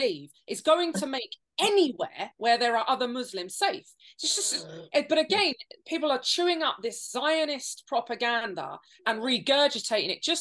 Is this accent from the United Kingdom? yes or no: yes; United Kingdom; our country